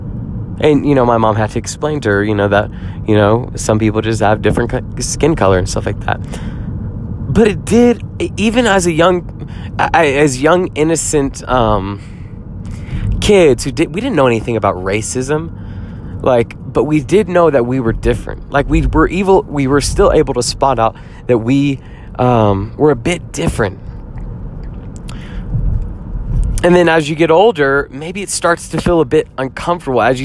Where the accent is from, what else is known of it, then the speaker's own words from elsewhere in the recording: Jackson, Mississippi, United States; I grew up in Jackson, Mississippi